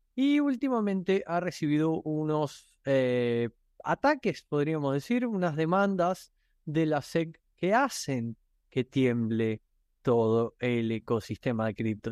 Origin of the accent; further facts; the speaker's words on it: Argentina; soy argentino